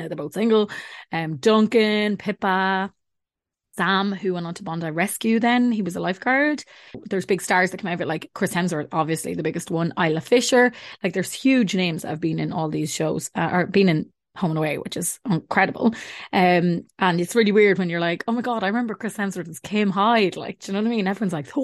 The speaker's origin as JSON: {"language": "English", "country": "Ireland", "tie": "born or raised there"}